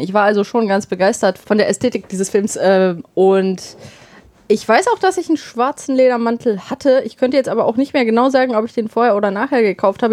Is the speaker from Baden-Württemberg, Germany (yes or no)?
no; Bottrop, North Rhine-Westphalia, Germany; moved away; bei uns in Bottrop damals